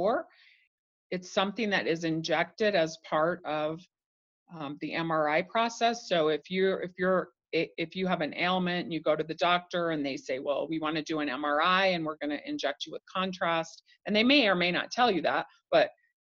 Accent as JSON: {"language": "English", "region": "Idaho", "country": "United States", "tie": "born or raised there", "said": "I grew up in Idaho"}